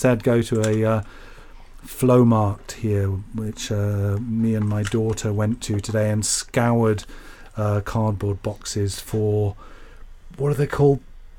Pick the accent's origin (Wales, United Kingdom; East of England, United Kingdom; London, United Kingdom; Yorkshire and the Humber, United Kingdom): Yorkshire and the Humber, United Kingdom; now in Berlin, Germany; I was born in Yorkshire